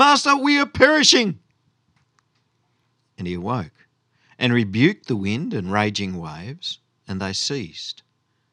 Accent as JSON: {"language": "English", "town": "Goondiwindi", "region": "Queensland", "country": "Australia", "tie": "born or raised there", "said": "I grew up in Gundawindi"}